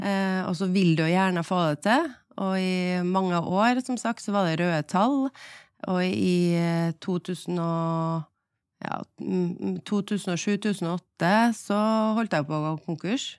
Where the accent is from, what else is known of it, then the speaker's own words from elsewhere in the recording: Trondheim, Trøndelag, Norway; moved away as an adult; also born or lived in Oslo; jeg var hjemme i Trondheim